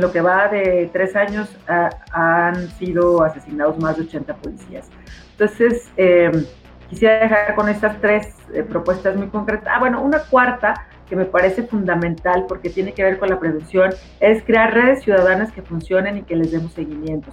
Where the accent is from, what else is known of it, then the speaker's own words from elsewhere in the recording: Guadalajara, Jalisco, Mexico; nuestra ciudad